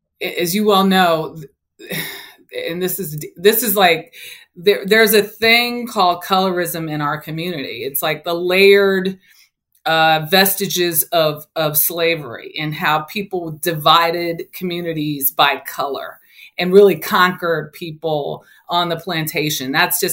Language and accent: English; Los Angeles, California, United States; So I grew up in South Central Los Angeles. And I grew up in my neighborhood, middle class families with, you know, mothers and fathers.